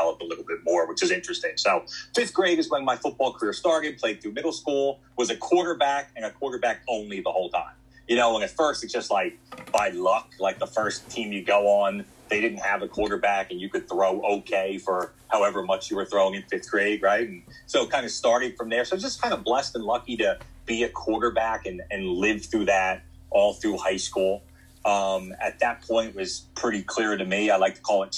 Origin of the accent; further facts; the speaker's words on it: West Chester, Pennsylvania, United States; also born or lived in Oklahoma / Texas / Virginia / Shippensburg, Pennsylvania; I'm from Philadelphia area originally, was born and lived most of my life in like Westchester, Pennsylvania, so southeastern part of the state